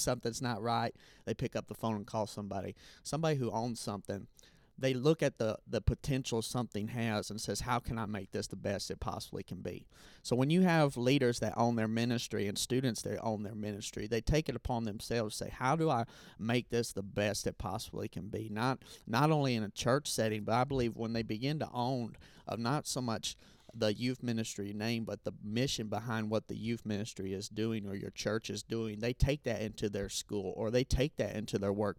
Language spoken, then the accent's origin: English; Indiana, United States; I am from Indiana.